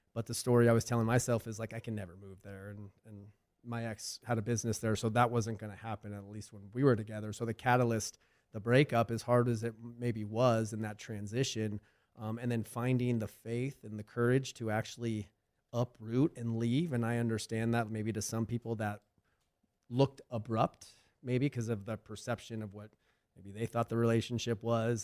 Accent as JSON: {"language": "English", "region": "Arizona", "country": "United States", "tie": "born or raised there", "moved": "as an adult", "said": "I had a pretty decent following back in Arizona."}